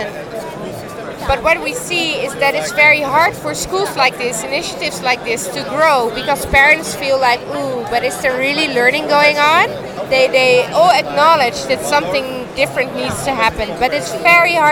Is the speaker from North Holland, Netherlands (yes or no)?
yes; Amsterdam, North Holland, Netherlands; I'm from Amsterdam